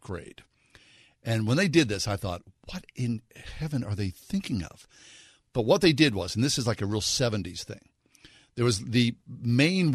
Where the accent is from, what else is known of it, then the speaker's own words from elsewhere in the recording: Swissvale, Pennsylvania, United States; I grew up in Swissvale